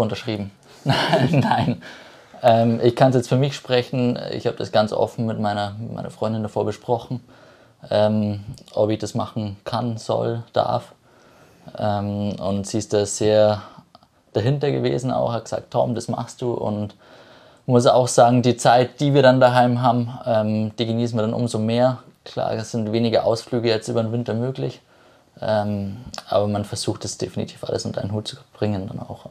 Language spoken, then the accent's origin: German; Ebersberg, Bavaria, Germany; komme aus Ebersberg